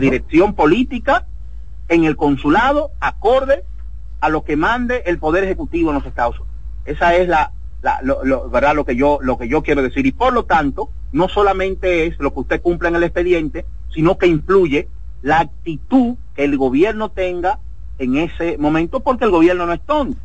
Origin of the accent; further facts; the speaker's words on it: Dominican Republic; moved away; como inmigrante fuera de la República Dominicana